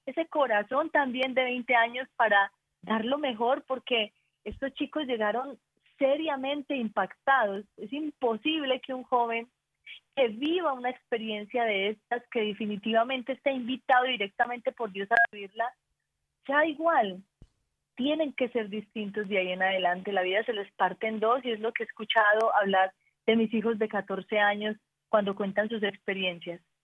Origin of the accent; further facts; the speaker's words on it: Antioquia, Colombia; Somos paisas, somos paisas